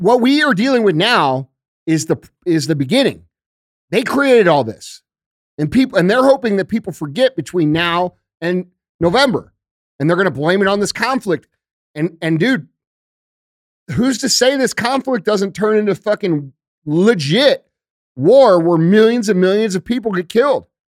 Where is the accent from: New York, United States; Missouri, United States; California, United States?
Missouri, United States; St. Louis; I'm from Saint Louis and started here